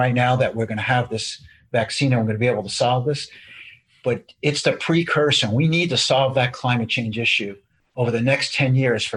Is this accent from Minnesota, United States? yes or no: no; New York, United States; I was born in New York and my grandfather started a cheese store